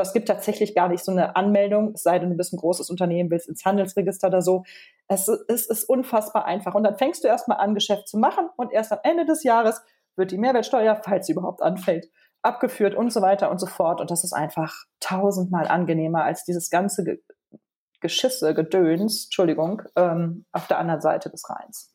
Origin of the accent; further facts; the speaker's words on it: Germany; now in Switzerland; Ich bin nicht sehr gerne als Deutsche in der Schweiz, weil ich mich hier nicht willkommen fühle